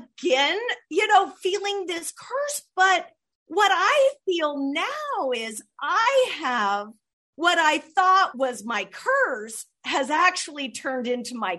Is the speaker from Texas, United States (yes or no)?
no; Southern California, United States; since I was a little girl, growing up in Southern California, just walking distance from the beach